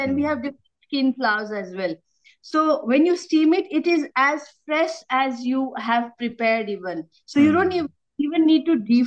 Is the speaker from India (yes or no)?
yes; Himalayan region, India; moved away; I came from the Himalayas